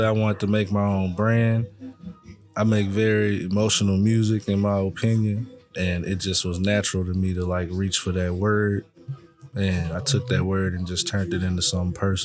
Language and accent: English; Longview, Texas, United States; I'm from Longview, Texas. I come from the east side of town